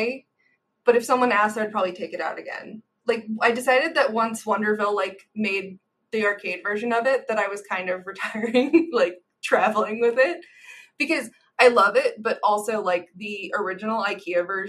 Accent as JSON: {"language": "English", "region": "Midwest", "country": "United States", "said": "I'm a Midwesterner"}